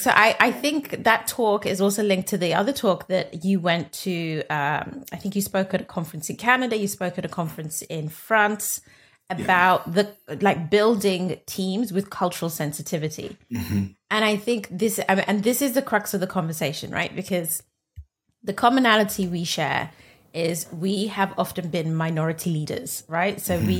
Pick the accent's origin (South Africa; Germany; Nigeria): Nigeria; but I'm Nigerian.